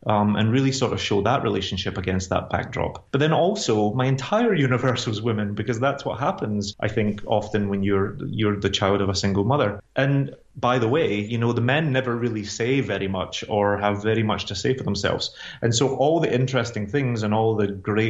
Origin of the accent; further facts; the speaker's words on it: Glasgow, Scotland, United Kingdom; moved away as an adult; also born or lived in London; now in New York City, United States; I grew up in Glasgow. I grew up poor.